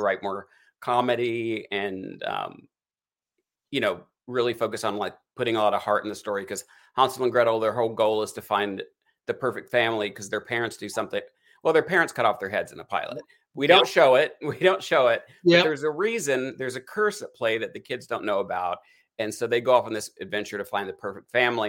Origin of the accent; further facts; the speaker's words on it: Eastern Kentucky, United States; now in Hollywood, United States; I'm a hillbilly in Hollywood. Like, I grew up in East, Eastern Kentucky